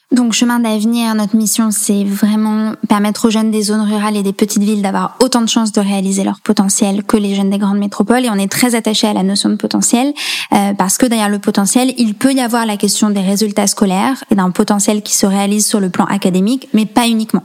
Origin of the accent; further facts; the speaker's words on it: France; moved away as an adult; also born or lived in Allier / Nièvre; j'ai grandi dans l'Allier et dans la Nièvre, donc je suis restée euh, vraiment dans des territoires très très ruraux jusqu'à mes 18 ans